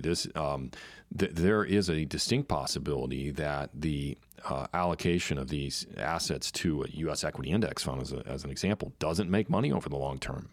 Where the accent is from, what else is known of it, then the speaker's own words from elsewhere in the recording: United States; I am an American